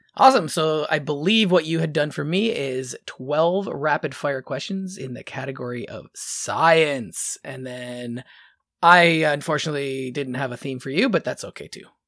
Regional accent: Ontario, Canada; we're from Ont-, Ontario.

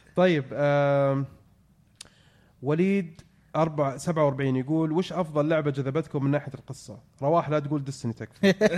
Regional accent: Saudi Arabia; عندنا في السعودية

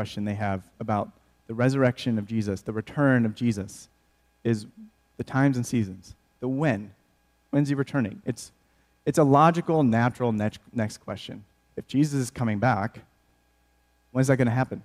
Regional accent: outside of Flint, Michigan, United States; I grew up in Michigan, outside of Flint

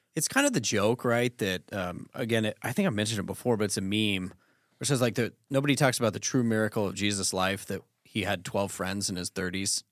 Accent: Colorado, United States; growing up in Colorado

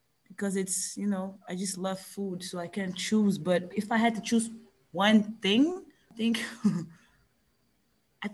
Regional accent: Belgium; I'm the only one that was born here

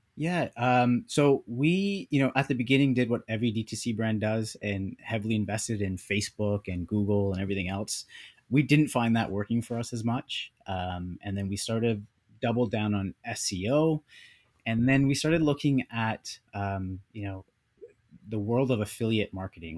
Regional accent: Canada; also born or lived in United States; now in Vancouver, Canada; born and raised in Canada, but we were in the U S for a bit

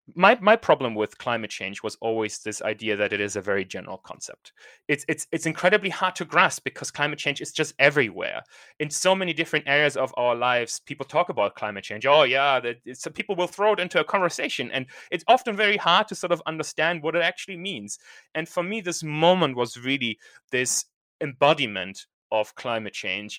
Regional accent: Germany; now in United Kingdom; I'm from Germany, and I'm sort of thinking, okay, do I want to go back to Germany at some point?

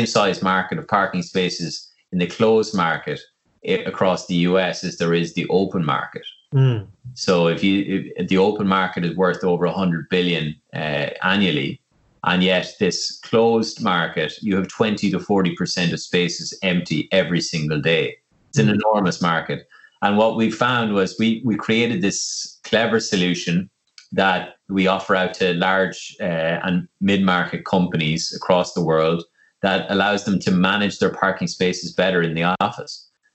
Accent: Longford, County Longford, Ireland; now in Dublin, Ireland; I'm originally from Longford, and when I moved up to Dublin, I lived in the city centre

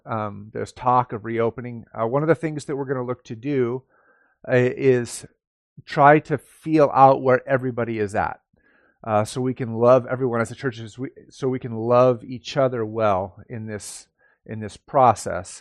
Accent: United States; we are Americans. We live in America, right? We identify as Americans, most of us do anyways

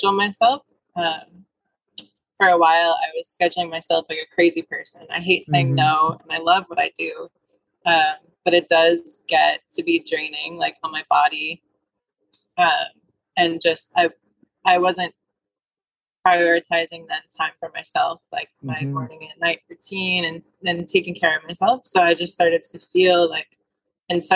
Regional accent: Buffalo, New York, United States; also born or lived in Florida; my hometown is Buffalo, New York.

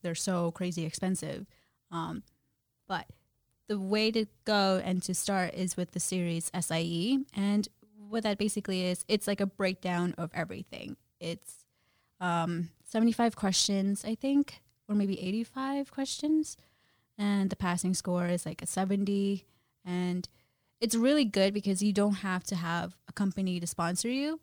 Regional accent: Jersey City, New Jersey, United States; born or raised there; also born or lived in Guyana / New York / Brooklyn

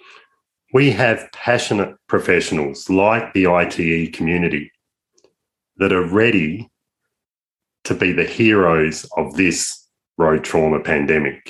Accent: Australia; I'm an Aussie

